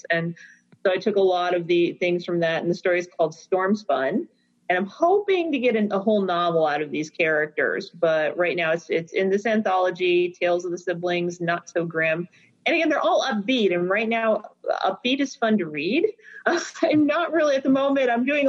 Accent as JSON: {"language": "English", "town": "Trenton", "region": "Michigan", "country": "United States", "tie": "born or raised there", "said": "I grew up in Trenton, so down river suburbs, down near the mouth of the Detroit River and Lake Erie. So I grew up listening to Detroit radio, Canadian radio. Apparently, when I'm in Canada, my accent is sufficiently Ontario."}